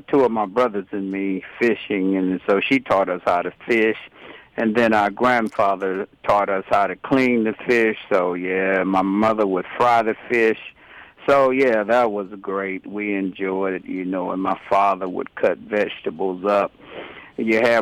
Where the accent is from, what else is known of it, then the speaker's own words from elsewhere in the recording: Jacksonville, North Carolina, United States; now in Raleigh, United States; I'm from Jacksonville, North Carolina.